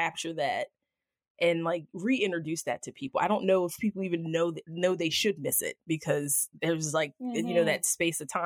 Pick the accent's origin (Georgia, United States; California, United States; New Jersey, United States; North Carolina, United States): New Jersey, United States; I grew up in South Jersey